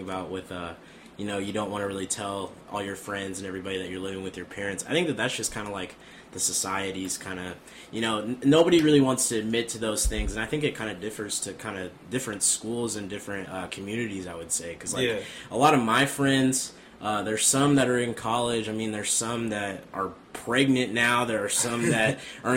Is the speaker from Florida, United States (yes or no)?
no; Des Moines, Iowa, United States; In Des Moines, Iowa. So we're both from the same town